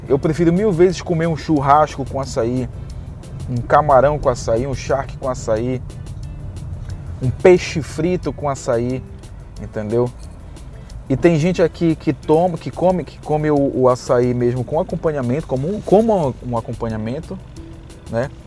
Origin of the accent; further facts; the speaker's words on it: Belém, Pará, Brazil; moved away; eu vim do Pará, eu sou de Belém do Pará.